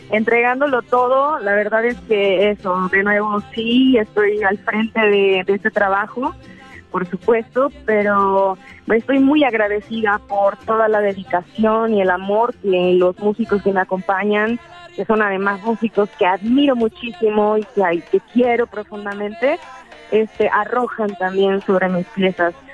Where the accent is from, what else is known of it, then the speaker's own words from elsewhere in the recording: Veracruz, Mexico; esta es una ofrenda de amor y de cariño a, pues a mi pueblo, a de Campo, pero a Veracruz también, a Jalapa.